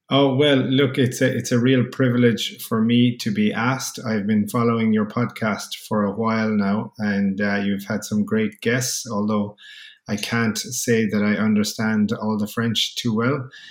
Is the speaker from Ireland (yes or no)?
yes; Kerry, Munster, Ireland; moved away as an adult; also born or lived in Limerick; I'm from Kerry, which is Southwest Ireland.